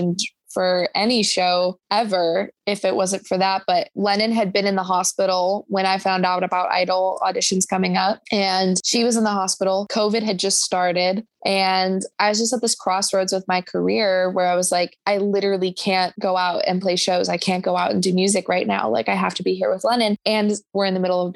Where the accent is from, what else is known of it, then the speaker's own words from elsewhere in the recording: Chicago, Illinois, United States; I'm from Chicago.